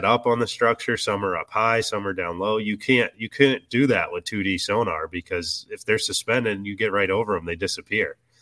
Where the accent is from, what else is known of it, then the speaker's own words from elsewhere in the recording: Virginia, United States; moved away; also born or lived in Alabama; I grew up in Virginia fishing the James River